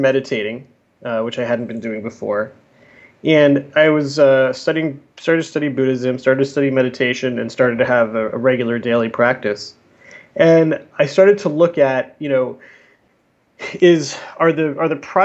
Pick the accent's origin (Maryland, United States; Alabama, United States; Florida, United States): Florida, United States; South; moved away as an adult; also born or lived in New York; I grew up in South Florida.